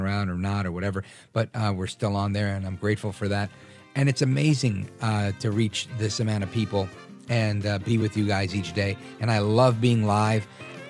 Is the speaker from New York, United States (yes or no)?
yes; New York City, New York, United States; I grew up in Brooklyn